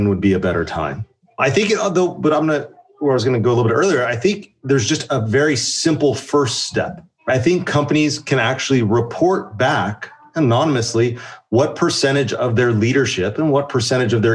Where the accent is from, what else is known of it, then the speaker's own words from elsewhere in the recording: the Bay Area, California, United States; I grew up in the Bay Area